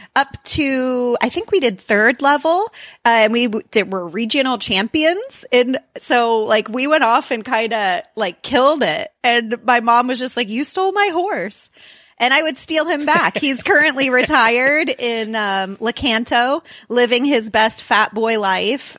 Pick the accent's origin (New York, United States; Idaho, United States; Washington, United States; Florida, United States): Florida, United States; now in Kansas City, United States; I grew up in Florida